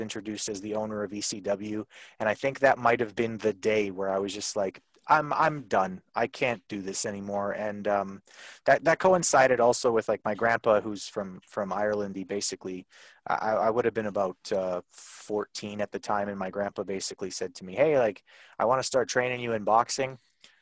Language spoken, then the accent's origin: English; Canada; I'm from Canada